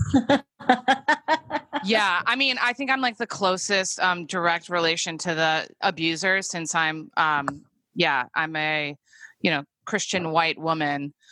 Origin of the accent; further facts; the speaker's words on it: Chicago, Illinois, United States; moved away as an adult; now in New Zealand; I'm from Chicago